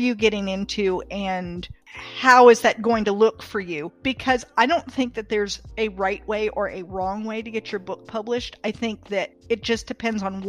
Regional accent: Athens, Attica, Greece; now in North Carolina, United States; I was born in Athens, Greece

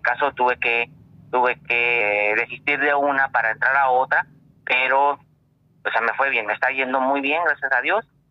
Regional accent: Coahuila, Mexico; now in Tijuana, Mexico; soy de originario de Coahuila

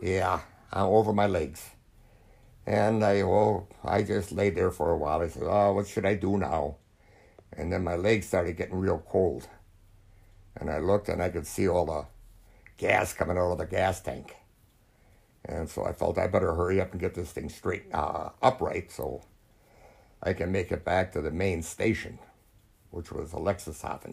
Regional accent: United States; I was an American

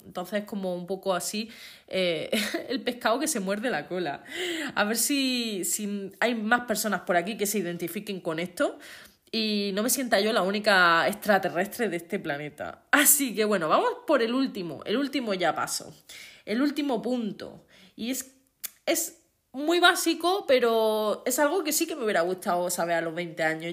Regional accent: Andalusia, Spain; accent: Andalusian; yo soy andaluza. Los que seáis de fuera de España, pues Andalucía es eh, la parte del sur de España y tenemos un acento pues diferente

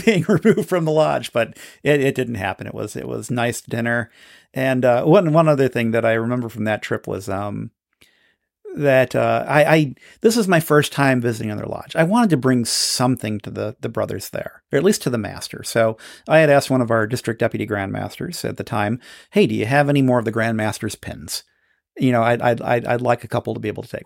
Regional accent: United States; I'm from America

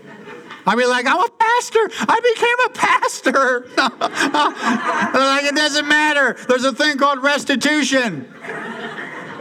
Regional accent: Portland, Oregon, United States; also born or lived in Salem; When I was a kid growing up in Portland, attending the church in St. John's, where I grew up with my family there

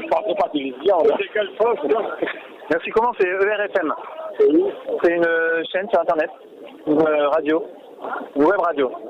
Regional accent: Quebec, Canada; je, suis québécois. Ah, on est du Canada.

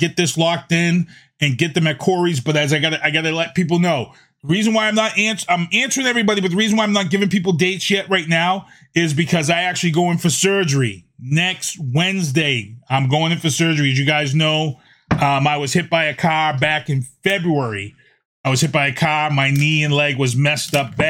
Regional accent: Boston, Massachusetts, United States; we grew up in the Mission Hill Projects

